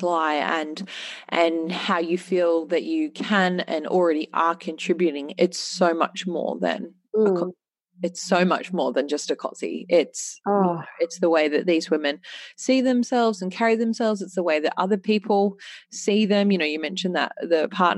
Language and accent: English; Australia; as an Australian female